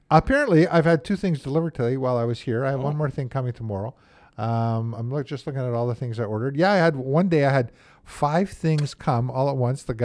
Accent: Manitoba, Canada; born or raised there; also born or lived in Milton, Nova Scotia

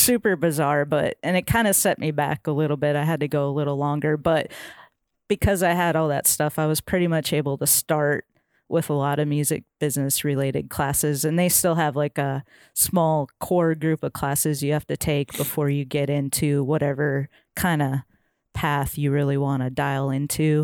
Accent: Minnesota, United States; moved away as an adult; now in Nashville, United States; I grew up fishing in Minnesota

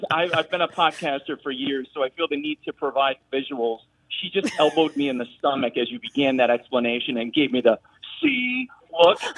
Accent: Northeast Pennsylvania, United States; also born or lived in Bloomsburg, Pennsylvania; I'm from Northeast Pennsylvania, and we've got enough proclivities in our uh, dialect, I'm sure.

